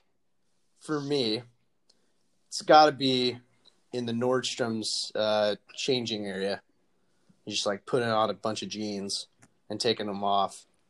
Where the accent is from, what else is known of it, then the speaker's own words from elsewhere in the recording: California, United States; My home state is I'm from California